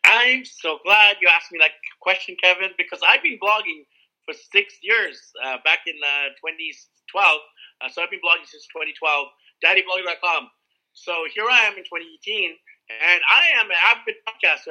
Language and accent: English; Vancouver, British Columbia, Canada; moved away as an adult; I started in Vancouver, where I'm from